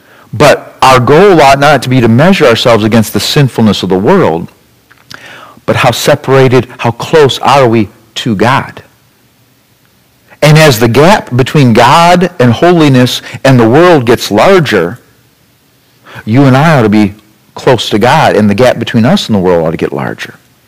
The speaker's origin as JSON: {"language": "English", "country": "United States", "said": "As an American Christian"}